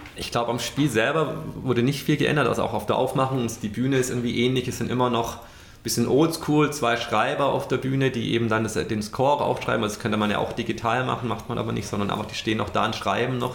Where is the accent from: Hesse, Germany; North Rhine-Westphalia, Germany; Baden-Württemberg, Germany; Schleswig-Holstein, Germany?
Baden-Württemberg, Germany; Stuttgart; now in Munich, Germany; Stuttgart, mein, mein Heimatort